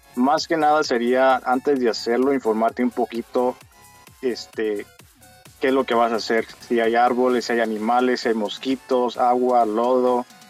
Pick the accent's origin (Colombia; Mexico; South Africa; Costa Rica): Mexico; moved away; a mi niñez cuando yo vivía en México